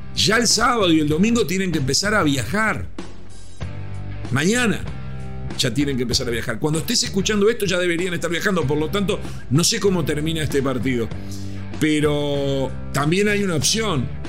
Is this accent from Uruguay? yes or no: yes; Uruguay; como uruguayo